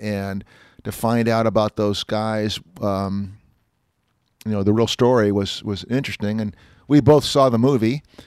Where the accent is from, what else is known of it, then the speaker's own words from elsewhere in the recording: Walnut Creek, California, United States; Walnut Creek, by the way, my hometown